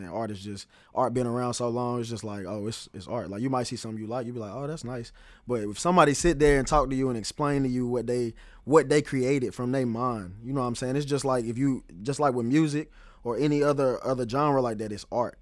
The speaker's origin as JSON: {"language": "English", "town": "Greensboro", "region": "North Carolina", "country": "United States", "moved": "as an adult", "lives_now": "Charlotte, United States", "said": "I'm originally from Greensboro, North Carolina."}